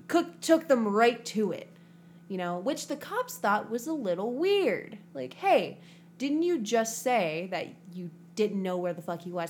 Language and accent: English; Houston, Texas, United States; I grew up in Houston too for a lot of my life